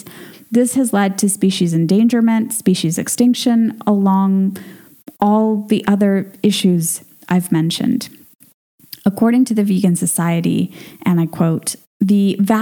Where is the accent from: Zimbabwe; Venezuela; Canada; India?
Venezuela; moved away; my home country of Venezuela